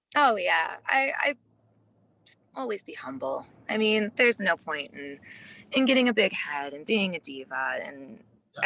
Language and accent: English; Midwest, United States; I grew up in the Midwest where attitude is very, very different.